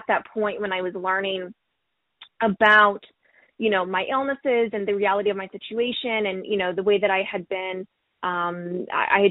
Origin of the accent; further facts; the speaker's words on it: Springfield, Missouri, United States; moved away as an adult; now in Seattle, United States; I'm originally from Springfield, Missouri. So to move mm-hmm. from Little Old Missouri to all the way to Seattle